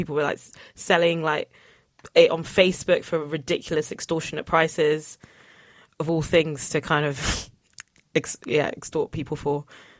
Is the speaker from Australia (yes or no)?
no; Nigeria; So I'm Nigerian